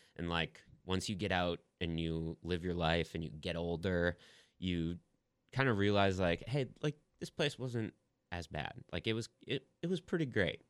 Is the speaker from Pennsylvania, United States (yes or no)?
no; Sauk Rapids, Minnesota, United States; moved away as an adult; now in Nashville, United States; my experience growing up in Minnesota